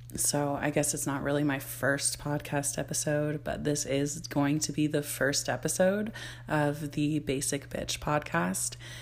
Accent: Barrie, Ontario, Canada; I was born in Barrie, Ontario, Canada, which I live in Ontario, Canada now

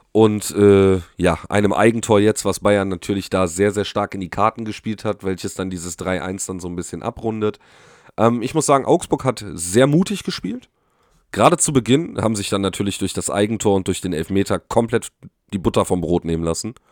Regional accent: Poland; ich bin jetzt auch, also ich bin ja auch äh, Pole, ne?

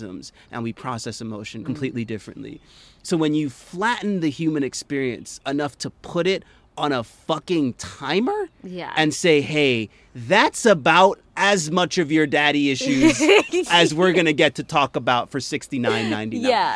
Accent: Jamaica; I'm Jamaican.

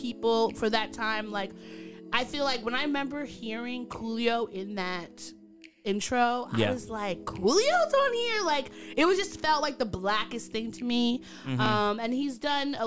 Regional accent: New York, United States; I'm a New Yorker

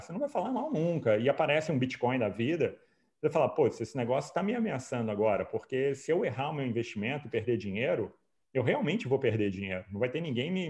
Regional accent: Brazil; eu sou brasileiro, claro, mas como economista austríaco

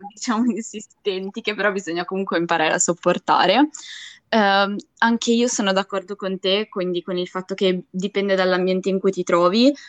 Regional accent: Ligurian Riviera, Italy; moved away as an adult; io vengo dalla Riviera Ligure

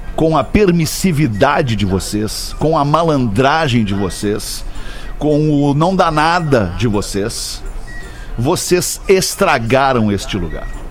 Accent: Brazil; Nós somos brasileiros, nós vivemos e crescemos e aprendemos assim

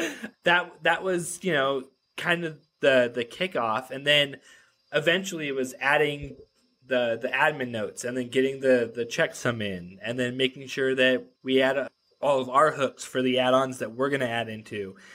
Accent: Reno, Nevada, United States; I grew up in Reno, Nevada

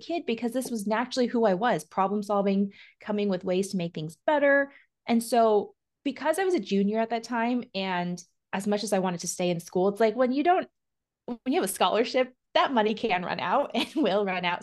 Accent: Oregon, United States; I'm from Oregon

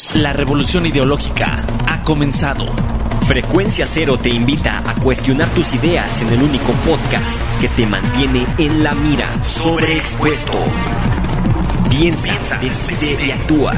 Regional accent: Mexico; todos los que crecimos aquí en México

